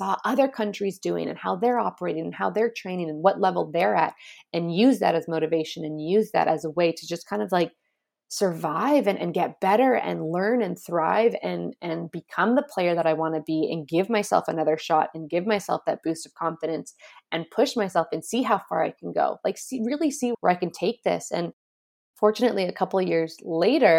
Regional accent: Canada; I was coming from Canada. And we were the Canadian champs

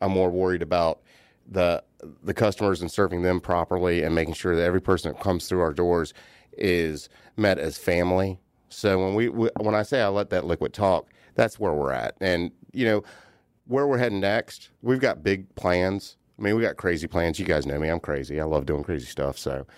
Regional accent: North Carolina, United States; now in Atlanta, United States; I grew up on the Outer Banks of North Carolina. Okay. So I grew up on a small island.

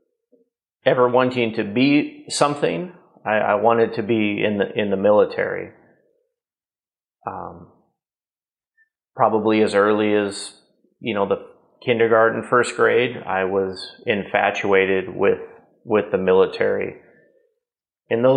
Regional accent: Columbus, Nebraska, United States; I grew up in a relatively small town, about 20,000 people in the 80s and early 90s. Place called Columbus, Nebraska

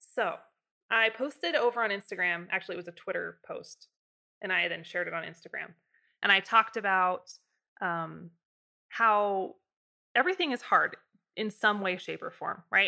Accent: Idaho, United States; I'm from Idaho

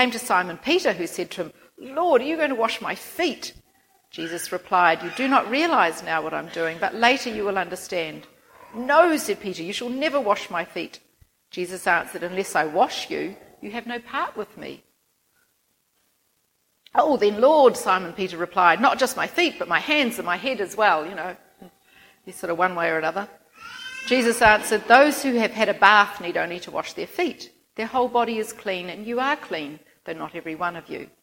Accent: Christchurch, Canterbury, New Zealand; moved away as an adult; also born or lived in Philippines / Auckland; I'm originally from Christchurch, grew up there

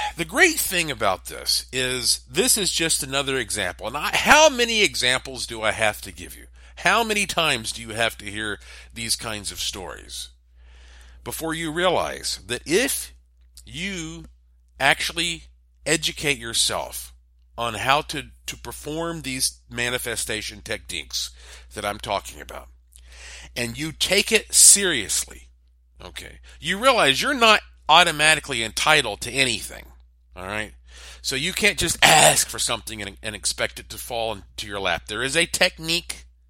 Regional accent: Asheville, North Carolina, United States; my hometown, Asheville, North Carolina

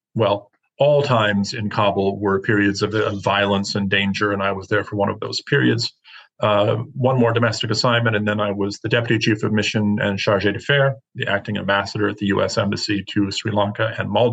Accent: Marquette, Michigan, United States; moved away as an adult; growing up in Marquette, you do learn to be a little self-sufficient

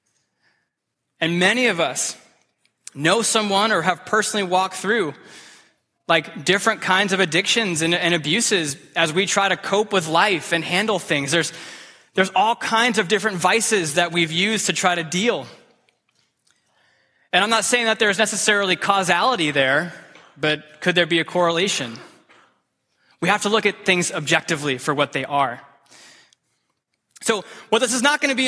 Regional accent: United States; I love being an American. It's an amazing, beautiful country to live

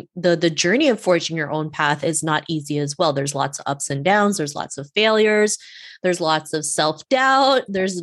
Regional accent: Canada; also born or lived in Cebu City, Philippines; born in Cebu City, Philippines, and moved to Canada when I was 7

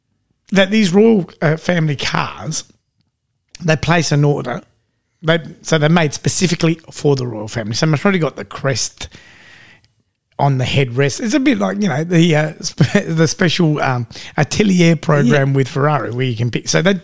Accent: England, United Kingdom; And I said, Michael, we're English.

